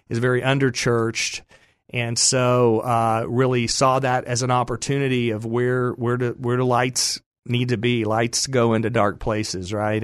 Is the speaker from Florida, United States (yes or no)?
no; Dallas, Texas, United States; I grew up in the Dallas area